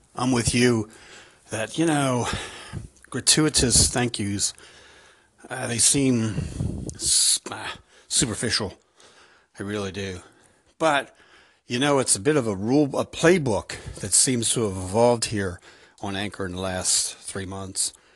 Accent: United States; now in Ireland; I'm an American in Ireland

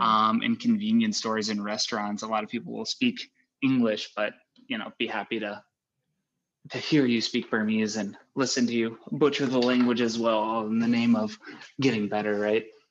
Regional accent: St. Louis, Missouri, United States; I'd say St. Louis

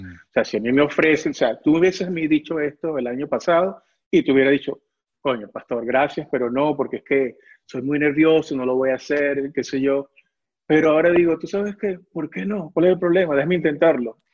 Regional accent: Caracas, Capital District, Venezuela; moved away as an adult; yo tenía 20 años cuando me vine acá

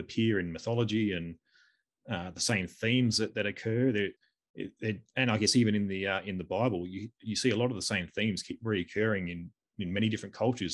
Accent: Australia; we're both Australian.

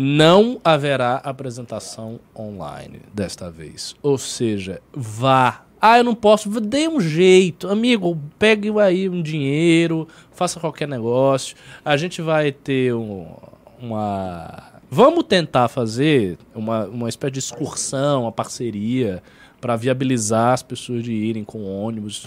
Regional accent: Brazil; eu sou brasileiro

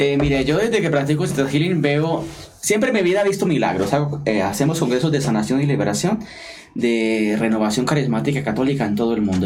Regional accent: Colombia; now in London, United Kingdom; soy sacerdote colombiano, estoy radicado en Reino Unido, especialmente en la ciudad de Londres

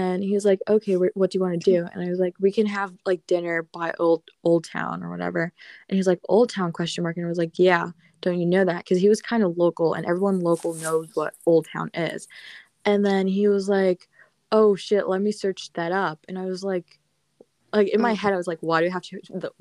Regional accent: Alexandria, Virginia, United States; I'm from Alexandria.

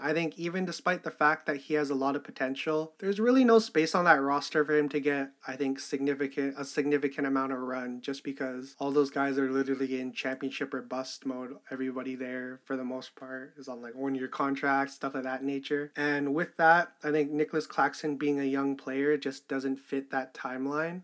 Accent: Canada; I'm fucking Canadian

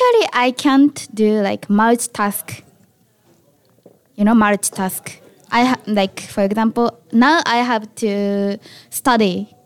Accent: Japan; accent: Japanese; English is a second language; moved away as an adult; now in Vancouver, Canada; I still have the typical Japanese pronunciation

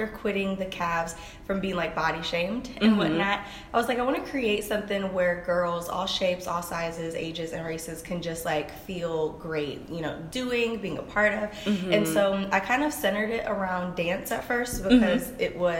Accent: Cleveland, Ohio, United States; I'm from Cleveland, Ohio

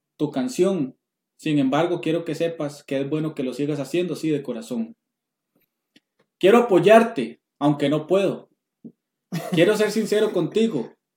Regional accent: Costa Rica; yo soy de Centroamérica, Costa Rica

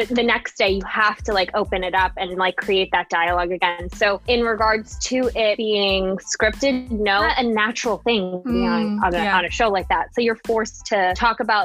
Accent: Singapore; moved away as an adult; now in United States; I grew up in Singapore

